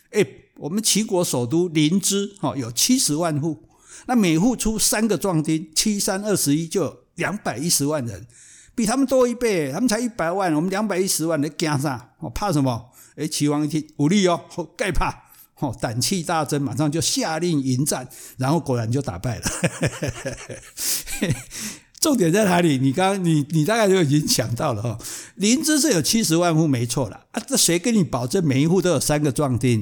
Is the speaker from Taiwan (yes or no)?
yes; Taiwan; 我们台湾人叫香港脚